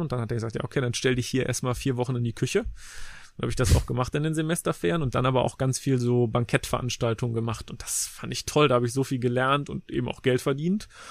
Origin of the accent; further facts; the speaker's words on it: Leverkusen, North Rhine-Westphalia, Germany; ich bin in Leverkusen zur Schule gegangen